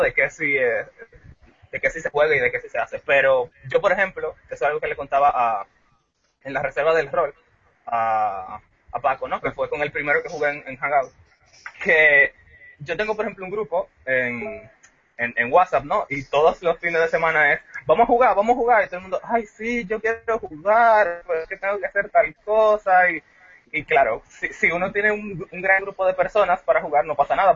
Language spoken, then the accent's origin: Spanish; Dominican Republic; yo soy de República Dominicana